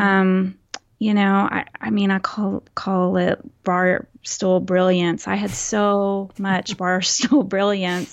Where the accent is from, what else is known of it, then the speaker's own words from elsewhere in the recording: Texas, United States; accent: Texas accent, mild; was born and raised in Texas, so that also is a fact. And, um, it's hard to not have a Texas accent